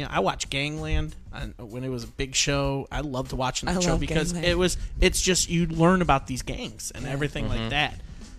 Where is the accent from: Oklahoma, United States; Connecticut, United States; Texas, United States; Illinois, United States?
Illinois, United States; Chicago; now in Clarksville, United States; I come from Chicago area.